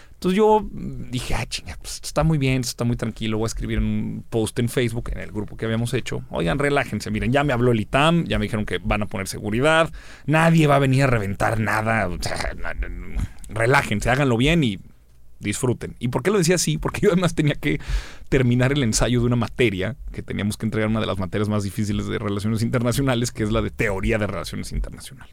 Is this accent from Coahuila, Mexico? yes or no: yes; Torreón, Coahuila, Mexico; Yo nací en Torreón.